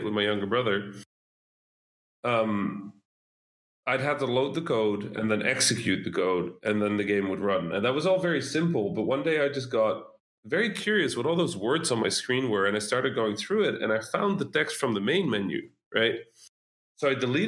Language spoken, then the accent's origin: English; Netherlands; English is a second language; I'm Dutch, right? Like Dutch-Egyptian, so I didn't speak any English.